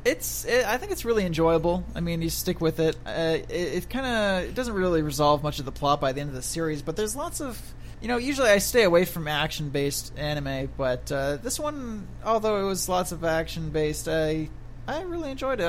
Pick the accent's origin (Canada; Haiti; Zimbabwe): Canada; I'm Canadian